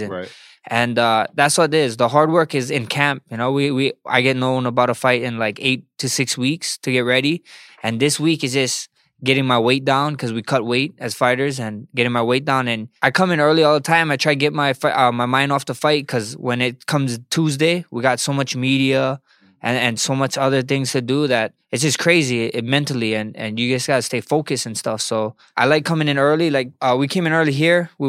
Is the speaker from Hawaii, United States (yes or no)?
yes; Hawaii, United States; I just I'm Polynesian. I know you guys know Polynesians. I'm Samoan Hawaiian.